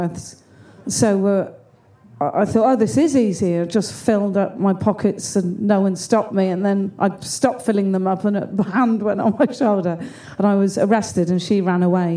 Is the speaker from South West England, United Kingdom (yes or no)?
yes; Gloucester, South West England, United Kingdom; I'm from Gloucester